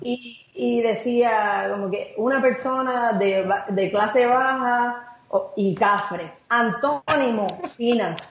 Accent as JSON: {"language": "Spanish", "town": "Carolina", "country": "Puerto Rico", "tie": "born or raised there", "moved": "as an adult", "said": "yo nací, estudié en todos los niveles hasta la universidad en Carolina."}